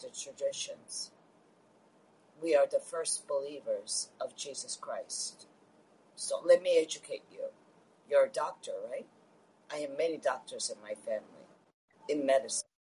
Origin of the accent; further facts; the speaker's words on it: New York City, New York, United States; I'm from Queens, New York